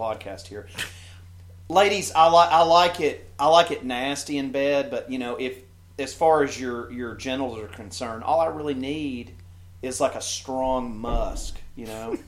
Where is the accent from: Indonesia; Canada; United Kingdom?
Canada; being Canadian